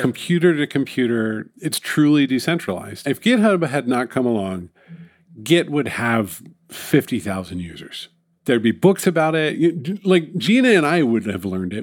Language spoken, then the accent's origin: English; New York City, New York, United States; It's my hometown